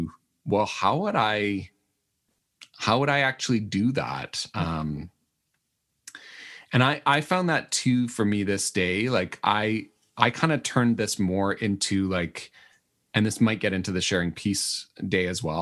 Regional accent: Manitoba, Canada; I'm from Manitoba

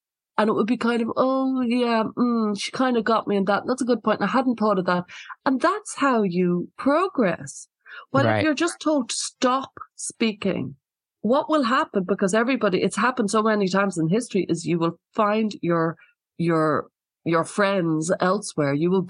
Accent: Ireland; I'm from Ireland, and Ireland suffered like for many, many years with the Troubles, which was, you know, an awful lot of people died, an awful lot of grief and distress, a lot of violence, a lot of death, and a lot of censorship. So I grew up with a lot of that.

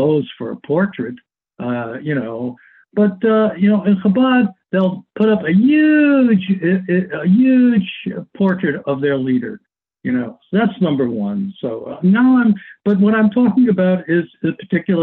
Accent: United States; as an American, and I guess I can call myself an American

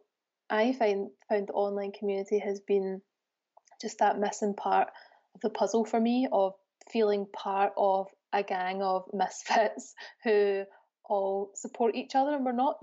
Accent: Scotland, United Kingdom; moved away as an adult; now in Birmingham, United Kingdom; I'm originally from Scotland, and I moved to Birmingham in 2016 because my husband got a job here

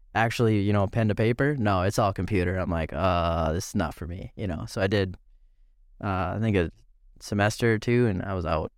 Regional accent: East Grand Forks, Minnesota, United States; lived in Grand Forks for for a while. Moved to East Grand Forks. Uh, I think I was in fourth grade at that that time.

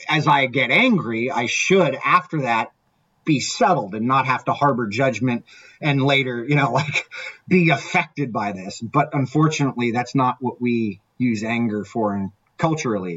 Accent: Orange County, California, United States; I grew up in Orange County in the 80s

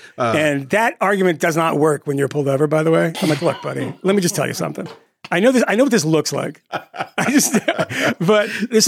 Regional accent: Massachusetts, United States; I'm from Massachusetts.

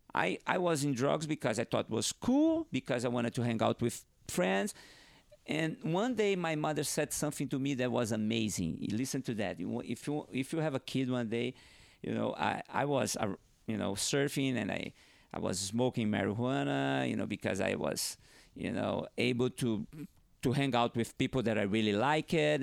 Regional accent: Northeast Brazil, Brazil; first language Portuguese; English is a second language; moved away; also born or lived in Hawaii; I grew up in northeast of Brazil, and, but I had to leave my town, my hometown, and go to southeast of Brazil

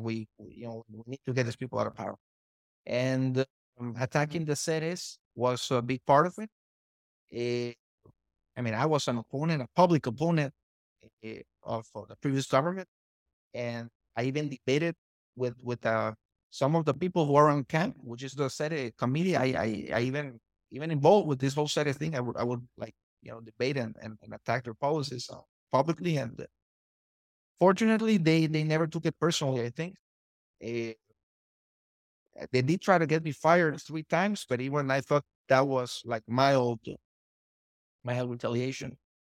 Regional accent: Honduras; I'm a Honduran, I'm, I was born in Honduras

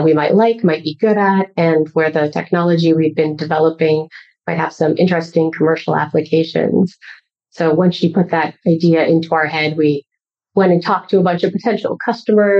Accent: Colorado, United States; moved away as an adult; also born or lived in Pasadena, California; now in San Francisco Bay Area, United States; I'm actually from Colorado. So I lived there most of my life, but then I moved to California first to go to Caltech

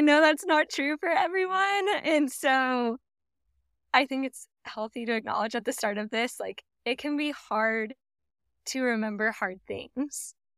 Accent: Dallas, Texas, United States; moved away as an adult; also born or lived in Norman, Oklahoma / Tulsa, Oklahoma; now in Oklahoma, United States; I was raised in the Dallas area, in a suburb on the north side of Dallas.

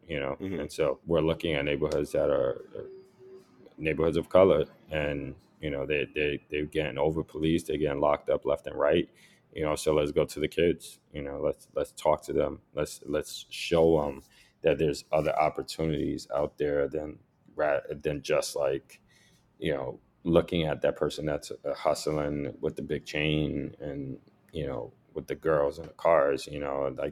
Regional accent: New York City, New York, United States; growing up in the Lower East Side and every block, there's a cop patrol car

